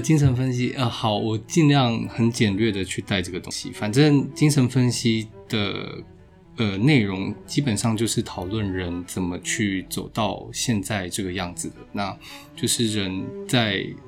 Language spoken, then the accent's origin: Chinese; Tainan, Taiwan; 我是台南人，然后就是，呃，目前的话从八月一号开始在那个成功大学担任医师